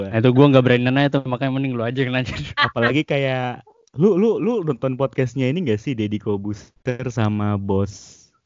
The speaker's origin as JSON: {"language": "Indonesian", "town": "Jayapura", "region": "Papua", "country": "Indonesia", "tie": "born or raised there", "said": "gue kan asli Jayapura nih bukan asli gue besar di Jayapura"}